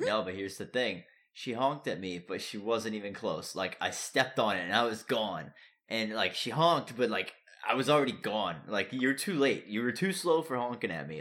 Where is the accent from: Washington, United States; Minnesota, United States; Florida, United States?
Florida, United States; moved away; I'm from Florida.